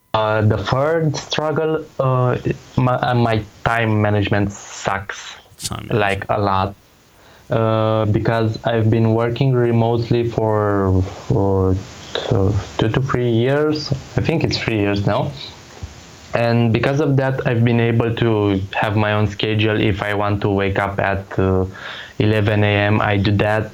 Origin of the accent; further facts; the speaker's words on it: Romania; English is a second language; I'm nobody from Romania